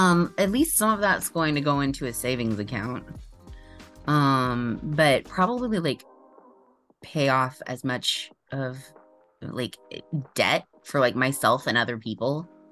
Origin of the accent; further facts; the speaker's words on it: Indiana, United States; I grew up in Indiana, so that's what we say there is pecan.